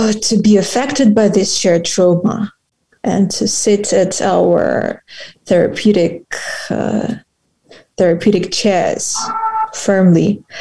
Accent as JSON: {"language": "English", "region": "Kyiv", "country": "Ukraine", "tie": "born or raised there", "moved": "as an adult", "said": "I had to flee from Kyiv, from my hometown"}